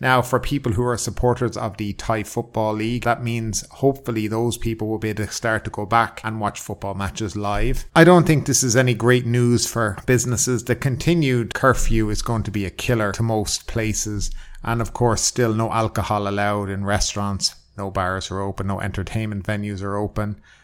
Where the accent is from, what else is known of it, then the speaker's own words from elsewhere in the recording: Ireland; now in Thailand; I'm from Ireland